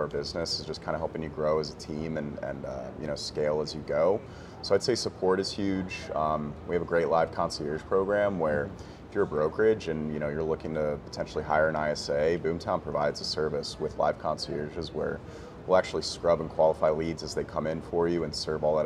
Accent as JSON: {"language": "English", "town": "Gaithersburg", "region": "Maryland", "country": "United States", "tie": "born or raised there", "also_born_or_lived": "Bethesda, Maryland / Colorado / Washington, D.C.", "moved": "as an adult", "lives_now": "Charleston, United States", "said": "grew up in the Gaithersburg area"}